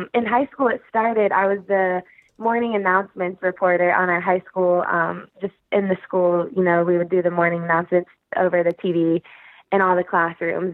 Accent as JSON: {"language": "English", "town": "Raleigh", "region": "North Carolina", "country": "United States", "tie": "born or raised there", "said": "I grew up in Raleigh"}